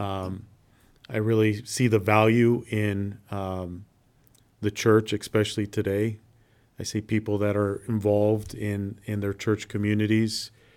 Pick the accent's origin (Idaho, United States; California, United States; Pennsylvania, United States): Idaho, United States; Nampa; I grew up in South Nampa